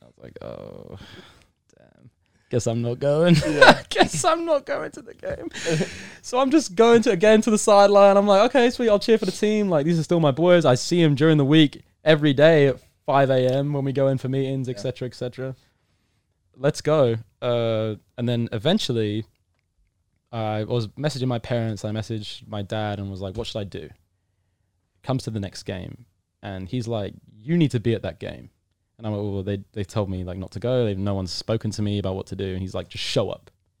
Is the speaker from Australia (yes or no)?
no; United Kingdom; Now, I'm British. British fans are pretty rowdy when it comes to sport.